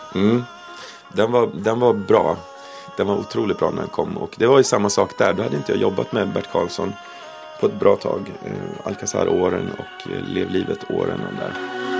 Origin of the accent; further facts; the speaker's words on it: Sweden; Vi kom från Sverige